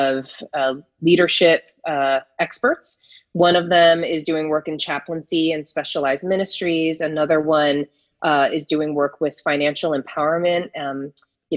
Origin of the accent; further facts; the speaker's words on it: southeastern Pennsylvania, United States; moved away as an adult; now in San Francisco Bay Area, United States; I was born and raised in Pennsylvania, in southeastern Pennsylvania